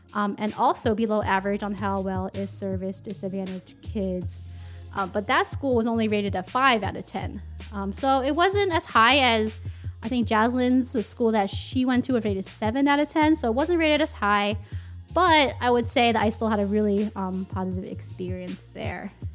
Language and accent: English; Philadelphia, Pennsylvania, United States; also born or lived in Upper Darby / Taiwan; our combined and separate experience growing up in Philadelphia, um, and, and Upper Darby, a suburb of Philadelphia